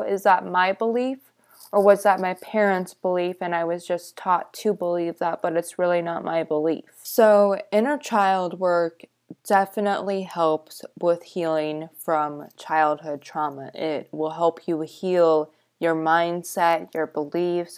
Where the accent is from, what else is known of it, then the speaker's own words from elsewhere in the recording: California, United States; I lived growing up in California